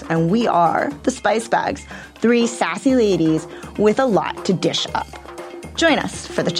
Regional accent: United States; I'm an American food writer

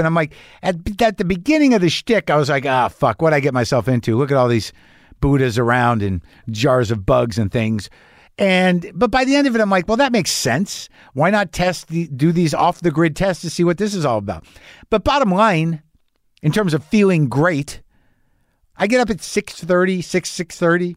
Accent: New Mexico, United States; I grew up in New Mexico.

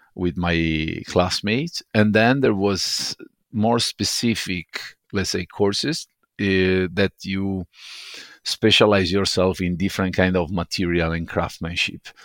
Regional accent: Venice, Veneto, Italy; moved away as an adult; now in Stockholm, Sweden; growing up in Murano

